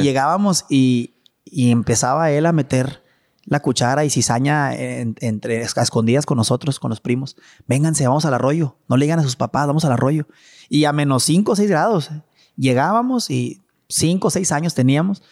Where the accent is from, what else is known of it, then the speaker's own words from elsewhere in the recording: Chihuahua, Mexico; also born or lived in Mexico City / Monterrey; todo empezó en Chihuahua. Todo empezó con mi papá y con mi mamá